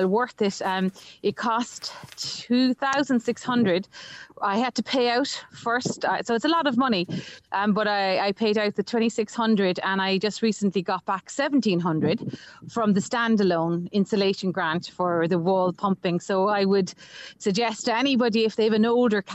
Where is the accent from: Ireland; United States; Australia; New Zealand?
Ireland; growing up in Ireland